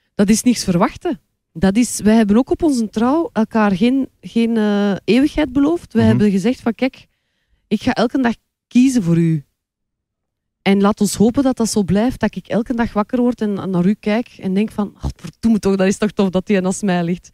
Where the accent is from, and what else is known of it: Kortrijk, Flanders, Belgium; moved away as an adult; now in Antwerp, Belgium